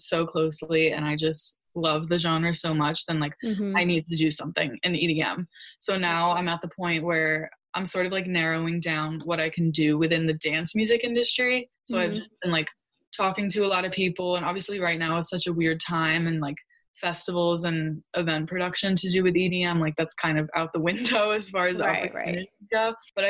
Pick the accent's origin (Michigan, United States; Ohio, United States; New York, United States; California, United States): New York, United States; I'm such a New Yorker at heart